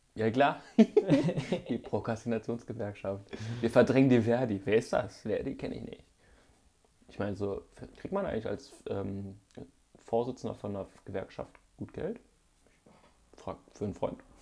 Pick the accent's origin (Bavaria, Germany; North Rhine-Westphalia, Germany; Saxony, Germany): North Rhine-Westphalia, Germany; Mönchengladbach; in meiner Heimatstadt in Mönchengladbach